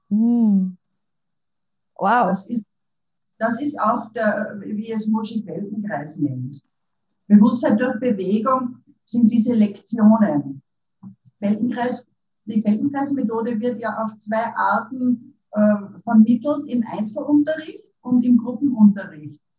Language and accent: German; Upper Austria, Austria; now in Vienna, Austria; Ich lebe in Wien, bin aus Oberösterreich, aber bin schon lang in Wien